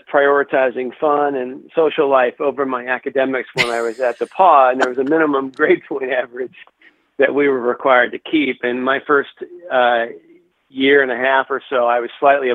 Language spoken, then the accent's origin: English; Cincinnati, Ohio, United States; moved away as an adult; also born or lived in Chicago; now in Michigan, United States; Grew up in the Natty